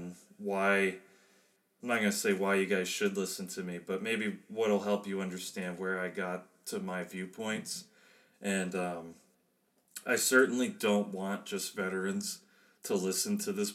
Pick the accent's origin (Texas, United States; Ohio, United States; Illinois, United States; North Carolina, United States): Illinois, United States; outside of Chicago; moved away as an adult; also born or lived in Germany; I was born and raised outside of Chicago